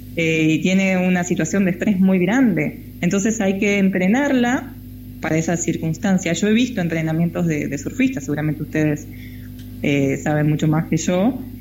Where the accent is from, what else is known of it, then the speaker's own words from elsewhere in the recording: Río Colorado, Río Negro, Argentina; moved away as an adult; Yo era nadadora en Río Colorado, en la provincia de Río Negro, mi pueblo, nací allá, viví hasta los 18 años